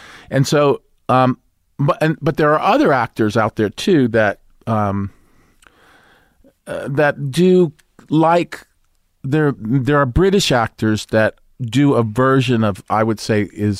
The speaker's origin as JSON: {"language": "English", "town": "Brooklyn", "region": "New York", "country": "United States", "accent": "Brooklyn", "said": "because I was from Brooklyn, I was born in Brooklyn, but I went into the audition with a Brooklyn accent"}